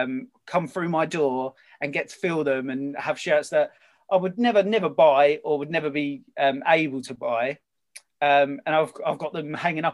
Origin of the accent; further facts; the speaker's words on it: England, United Kingdom; obviously I'm English, I'm a big England football supporter